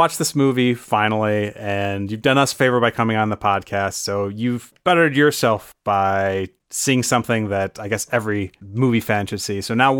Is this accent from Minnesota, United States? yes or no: no; Lower Michigan, United States; So I'm from Lower Michigan